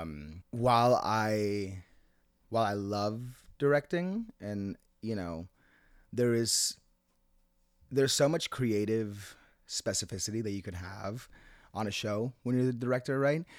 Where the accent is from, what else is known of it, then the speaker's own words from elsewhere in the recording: Seattle, Washington, United States; also born or lived in Managua, Nicaragua / Jalapa, Nicaragua; now in New York, United States; I grew up in Seattle